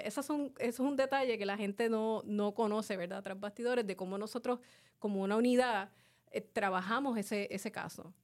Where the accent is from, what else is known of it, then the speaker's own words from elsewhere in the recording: Carolina, Puerto Rico; Como dicen en mi pueblo de Carolina